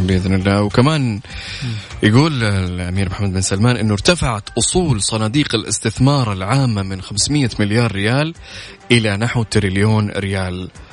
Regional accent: Saudi Arabia; عندنا في المملكه هنا

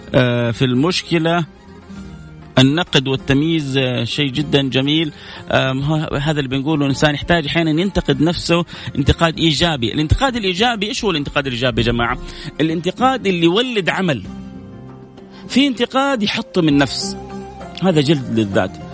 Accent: Saudi Arabia; إحنا كسعوديين

